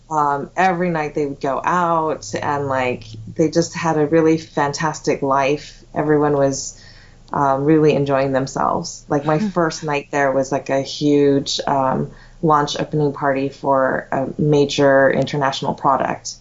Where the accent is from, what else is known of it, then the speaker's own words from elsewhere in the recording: Los Angeles, California, United States; also born or lived in Taiwan / San Gabriel Valley; I was born and raised in Los Angeles